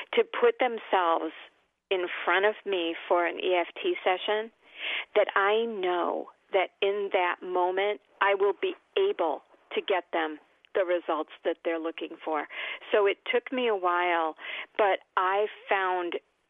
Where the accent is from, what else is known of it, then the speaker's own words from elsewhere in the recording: Oak Park, Illinois, United States; I am from Oak Park, Illinois, wonderful town, intellectual, lots and lots of opportunities to act and to sing and to just, you know, be me